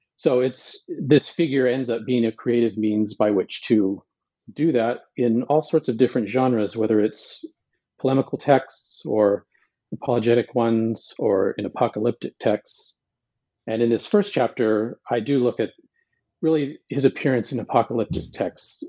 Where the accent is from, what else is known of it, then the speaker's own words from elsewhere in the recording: Montana, United States; I was born in Montana